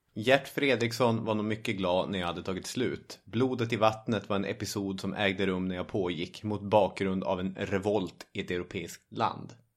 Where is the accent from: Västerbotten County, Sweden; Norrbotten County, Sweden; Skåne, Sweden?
Norrbotten County, Sweden; inland Norrbotten; i Norrbottens inland där jag kommer ifrån finns inga högmossar